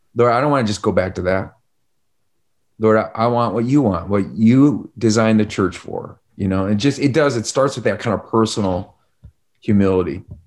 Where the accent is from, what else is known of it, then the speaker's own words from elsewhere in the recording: Chicago, Illinois, United States; I'm from Chicago.